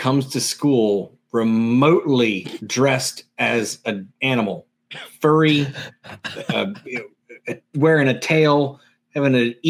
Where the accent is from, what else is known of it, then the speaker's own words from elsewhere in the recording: near Greensboro, central North Carolina, United States; I'm just like 20 minutes outside of Greensboro.